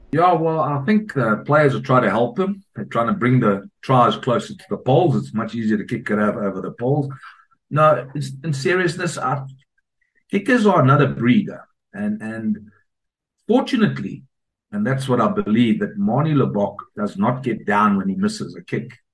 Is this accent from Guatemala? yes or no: no; South Africa; moved away; also born or lived in Scotland; I was brought up in South Africa